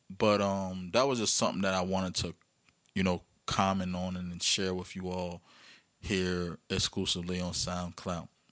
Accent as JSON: {"language": "English", "region": "Virginia", "country": "United States", "tie": "born or raised there", "said": "my hometown, Virginia"}